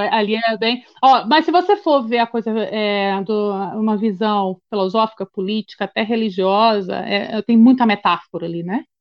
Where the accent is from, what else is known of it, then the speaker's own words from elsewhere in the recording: Goiânia, Goiás, Brazil; now in Brasília, Brazil; Eu sou de Goiânia, mas eu vim para cá em 97